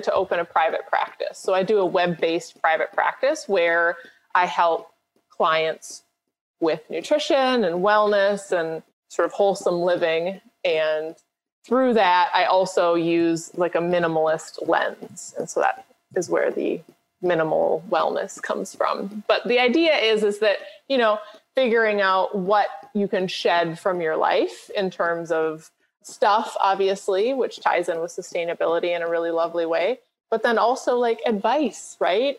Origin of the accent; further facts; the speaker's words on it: Minnesota, United States; I grew up in Minnesota, which is a state in the U.S. and one of the northern states